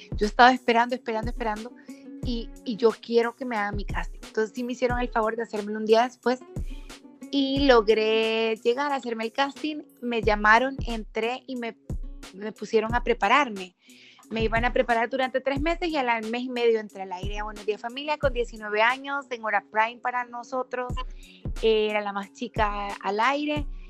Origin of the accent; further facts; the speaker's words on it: Sonsonate, El Salvador; also born or lived in San Salvador; Yo soy de Sonsonate, soy sonsonateca